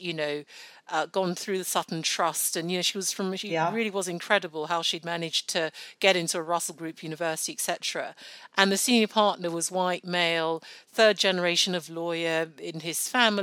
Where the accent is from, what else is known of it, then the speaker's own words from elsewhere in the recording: Nigeria; now in United Kingdom; I was born in Nigeria. I still speak Yoruba, one of our many, many Nigerian languages, fluently, and I'm very proud of that fact. I go back home regularly